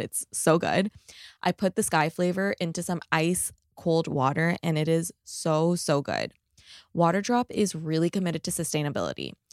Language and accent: English; Toronto, Ontario, Canada; now in Los Angeles, United States; I'm from Toronto